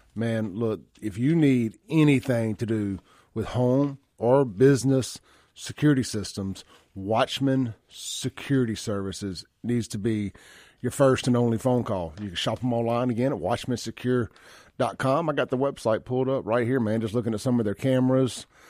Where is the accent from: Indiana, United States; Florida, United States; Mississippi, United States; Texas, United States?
Mississippi, United States; Jackson; I grew up on Lynch Street at my dad's store